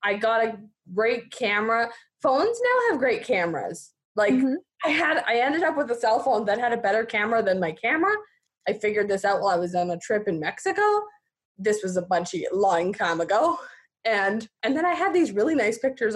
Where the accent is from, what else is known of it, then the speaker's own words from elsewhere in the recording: Fernie, British Columbia, Canada; I grew up in Fernie, here in Fernie